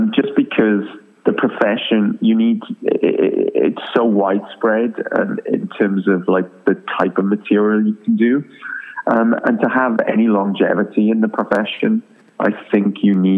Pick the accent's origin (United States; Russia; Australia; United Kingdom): United Kingdom; Wales; I'm from Wales originally, and, you know, I'm a Welsh speaker and went to Welsh school